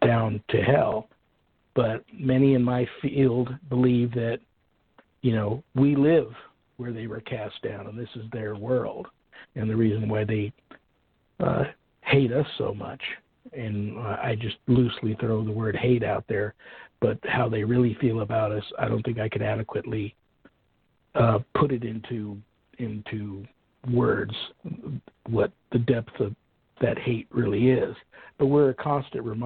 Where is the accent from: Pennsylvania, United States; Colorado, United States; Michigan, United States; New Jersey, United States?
New Jersey, United States; Colts Neck; growing up in Colts Neck, New Jersey